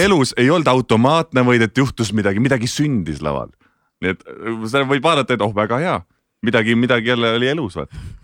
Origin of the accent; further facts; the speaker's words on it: Tartu, Tartu County, Estonia; moved away; elasin Tartus, hästi pikalt elasin Tartus, käisin Tartu Kunstigümnaasiumis